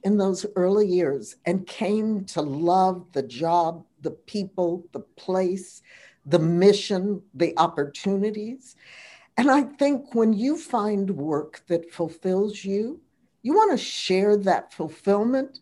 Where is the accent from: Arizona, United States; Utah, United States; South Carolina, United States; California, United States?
California, United States; Los Angeles; growing up in Los Angeles, I spent my summers at the Hollywood Bowl